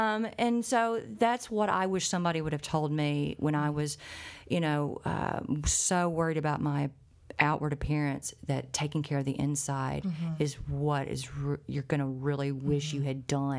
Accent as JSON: {"language": "English", "country": "Ireland", "said": "I'm Irish."}